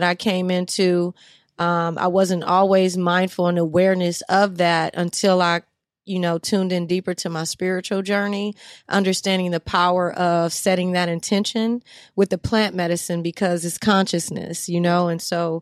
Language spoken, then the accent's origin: English; Los Angeles, California, United States; also born or lived in New Orleans, Louisiana; But L.A. is where I'm born and raised.